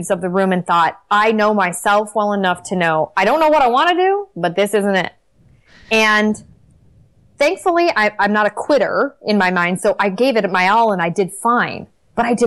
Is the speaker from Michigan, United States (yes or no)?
yes; Detroit, Michigan, United States; I lived in Detroit. I grew up in Detroit